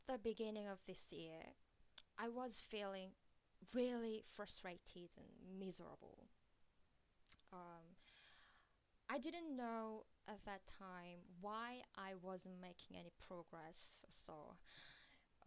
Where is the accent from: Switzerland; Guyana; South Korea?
South Korea; English is a second language; I'm Korean